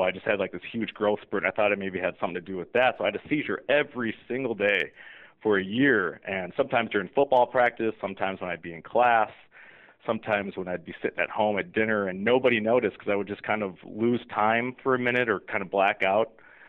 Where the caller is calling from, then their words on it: Rockville, Maryland, United States; I'm actually sitting in my office in Rockville, Maryland right now, but I live just right outside of Washington, D.C. I'm just, a couple miles outside of the D.C. border in Bethesda.